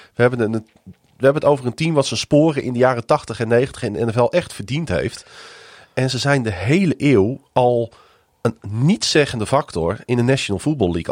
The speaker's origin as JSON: {"language": "Dutch", "country": "Netherlands", "said": "dat we uit Nederland kwamen"}